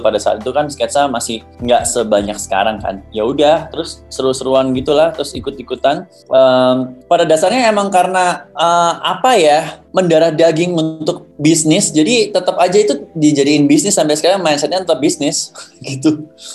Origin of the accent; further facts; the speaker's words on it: Surabaya, East Java, Indonesia; Aku orang Surabaya, jadi ngomongnya aku kamu